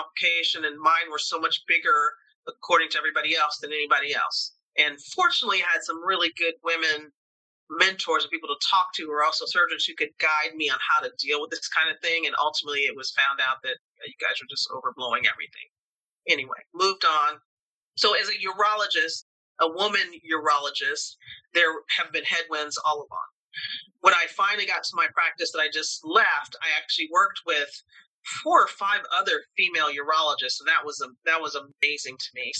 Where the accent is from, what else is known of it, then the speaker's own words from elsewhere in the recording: Tuskegee, Alabama, United States; It started as me as a little girl in Alabama. I was born in Tuskegee, Alabama, United States, Southern state, in 1960